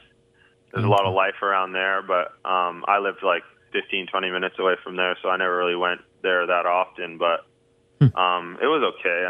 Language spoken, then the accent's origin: English; Vancouver, British Columbia, Canada; I mean, I'm from Vancouver, obviously. I love it.